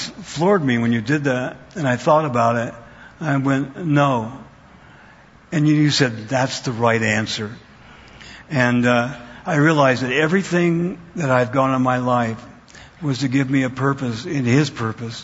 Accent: Idaho, United States; moved away; also born or lived in Wyoming County, Pennsylvania; I was born in Wyoming County, Pennsylvania, and then I grew up in Idaho.

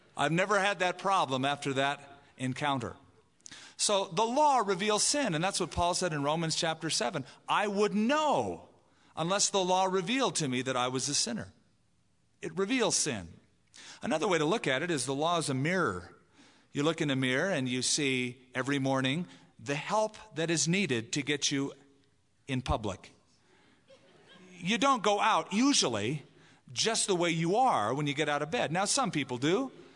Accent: California, United States; now in Albuquerque, United States; where I grew up in California

